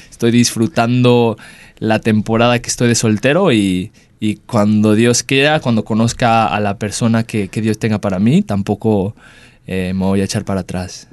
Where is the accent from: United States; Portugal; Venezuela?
United States; Dallas, Texas; moved away as an adult; also born or lived in Mexico; now in Perth, Australia; me mudo de regreso a casa a Estados Unidos, en Dallas, Texas, donde crecí